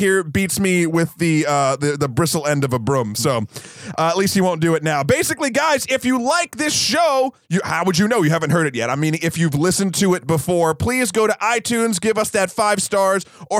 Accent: United States; I'm American.

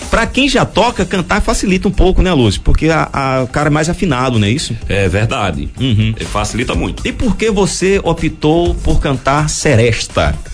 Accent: Bom Jesus da Lapa, Bahia, Brazil; eu sou daqui mesmo, de Boiazu da Lapa, Bahia.

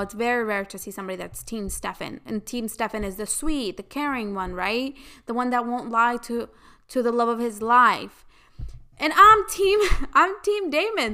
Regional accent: United States; I grew up in the United States

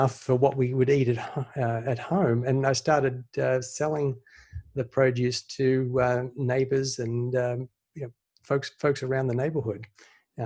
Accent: Sydney, New South Wales, Australia; now in United States; I grew up in Sydney, Australia. I moved here in the mid-90s.

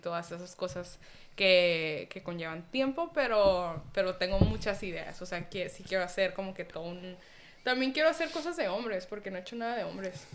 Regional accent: Tijuana, Baja California, Mexico; soy mexicana, nací aquí en Tijuana

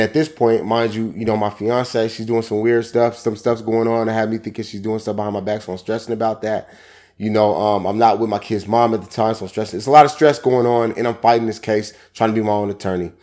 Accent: Seattle, Washington, United States; I come from Seattle, Washington. Grew up in Yester Terrace Projects, also Central District Area, thirty-first East Cherry Street

